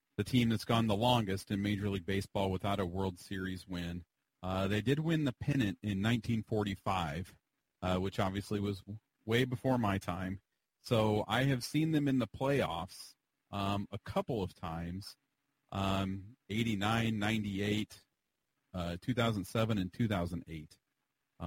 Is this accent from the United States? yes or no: yes; Illinois, United States; I'm from Illinois